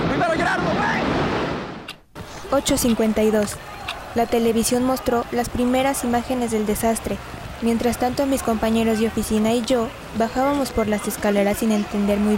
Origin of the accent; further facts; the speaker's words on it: Teziutlán, Puebla, Mexico; now in United States; Soy originaria de Teciutlán, Puebla, y por desgracia presencié el acto terrorista más inhumano de la historia. Desde muy joven tomé la decisión de abandonar mi casa e ir en busca de una vida mejor a los Estados Unidos.